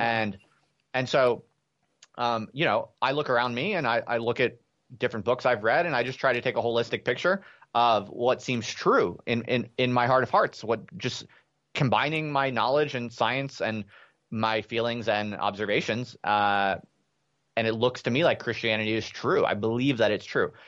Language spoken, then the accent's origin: English; United States; moved away as an adult; also born or lived in England; an American P H D student